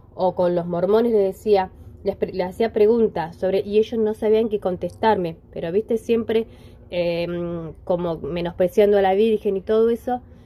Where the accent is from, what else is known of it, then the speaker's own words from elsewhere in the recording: Pehuajó, Buenos Aires Province, Argentina; yo soy de Pehuajó